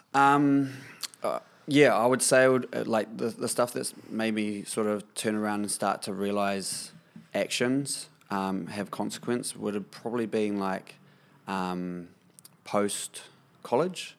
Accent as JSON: {"language": "English", "area": "Kapiti Coast", "region": "Wellington", "country": "New Zealand", "tie": "born or raised there", "said": "Born and bred on the Kapiti coast, I am a working musician"}